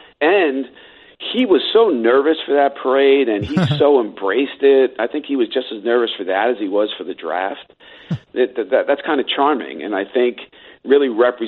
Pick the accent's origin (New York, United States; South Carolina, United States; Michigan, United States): New York, United States; New York City; I was born in the Bronx and spent really, I feel like, half my life there covering the Yankees.